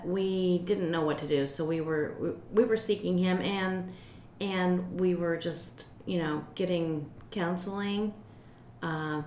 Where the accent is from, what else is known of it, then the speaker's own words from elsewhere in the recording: Ohio, United States; I grew up in Ohio